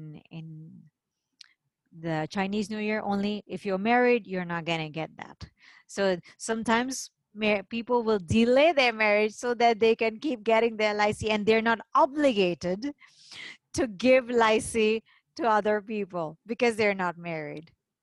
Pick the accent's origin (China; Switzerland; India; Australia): India; And because I'm Indian, and in India we have a similar festival.